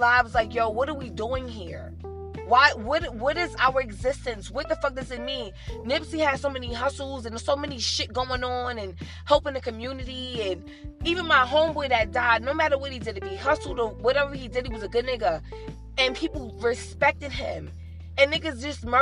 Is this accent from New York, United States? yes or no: yes; New York City, New York, United States; I'm from Harlem